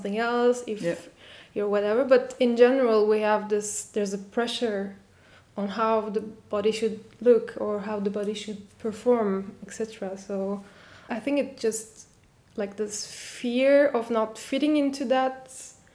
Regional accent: Turkey; I'm from Turkey and I have parents from all over this geographical place

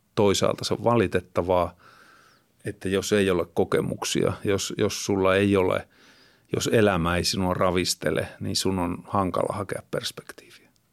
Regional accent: Kittilä, Lapland, Finland; moved away; asun, asuin nuoruuteni siellä Kittilässä

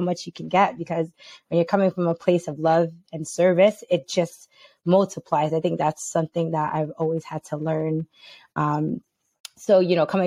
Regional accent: New York City, New York, United States; I am originally from New York, born and raised. I'm from the Bronx.

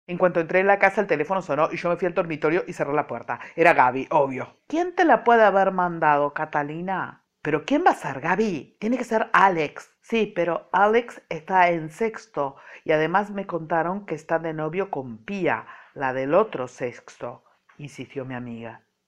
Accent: Montevideo, Uruguay; Nací en Montevideo, hace muchos miles de años, bueno, nací en Montevideo ah, en el siglo pasado

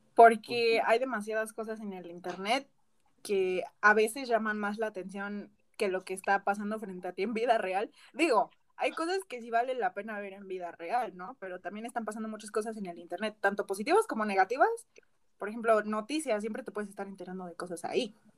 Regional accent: Mexico; como mexicana

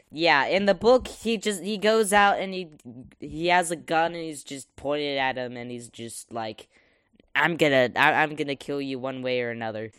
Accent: the South, United States; I am an American, in fact, and from the South as well

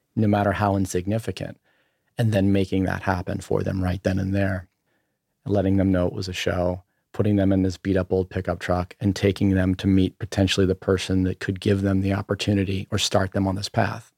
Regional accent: Berlin, Maryland, United States; moved away; also born or lived in Ocean City, Maryland / Los Angeles; I grew up on the eastern shore of, of Maryland, uh, in a town of, uh, called, uh, Berlin. Maryland, it's just outside of Ocean City, Maryland

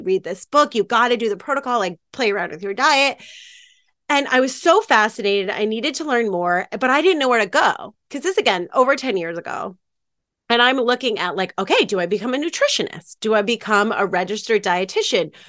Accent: Maine, United States; moved away as an adult; also born or lived in New York; I grew up in Maine, uh, with some hippy-dippy parents in the middle of the woods

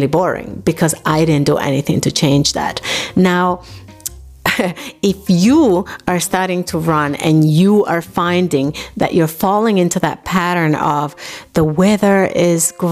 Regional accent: New York City, New York, United States; moved away as an adult; also born or lived in Dominican Republic; now in Germany; I was born in Dominican Republic, I grew up in New York City

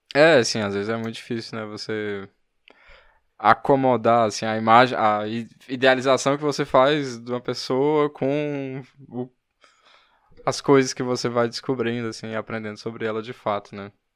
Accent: Fortaleza, Ceará, Brazil; eu sou de Fortaleza

